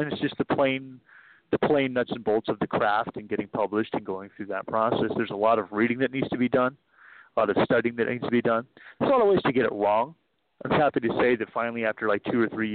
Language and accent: English; East Bay, San Francisco Bay Area, California, United States; I was born in the East Bay, and I grew up there, and we still live there